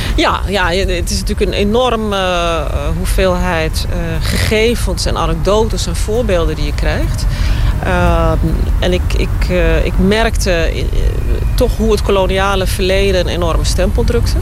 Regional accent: Netherlands; moved away as an adult; now in Suriname; Ik ben in Nederland opgegroeid.

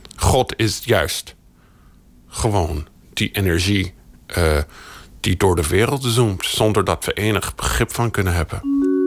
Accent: United States; now in Netherlands; Ik ben in de Verenigde Staten opgegroeid.

